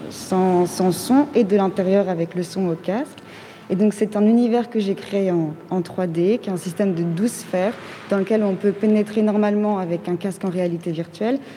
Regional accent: Mali; born there; moved away; Donc euh, je suis née au Mali et je n'y suis jamais retournée.

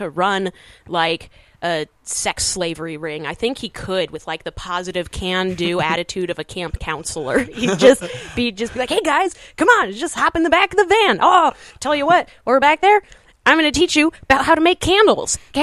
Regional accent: Seattle, Washington, United States; I'm from Seattle

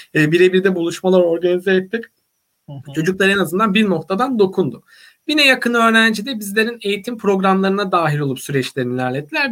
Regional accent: Vezirköprü, Samsun, Turkey; moved away as an adult; also born or lived in Trabzon / Istanbul; Samsun'un Vezirköy ilçesinde doğdum büyüdüm.

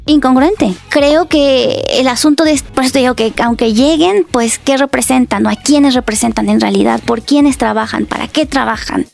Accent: Puebla, Mexico; now in Mexico City, Mexico; yo soy de Puebla. Entonces imagínate, cuando creces en una cajita chiquita y cerrada

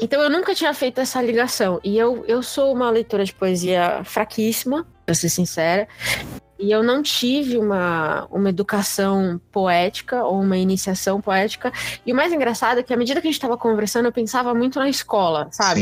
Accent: São Paulo, Brazil; eu sou de São Paulo

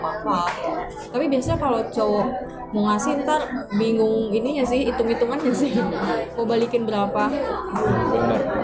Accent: Madura, East Java, Indonesia; aku dari Madura

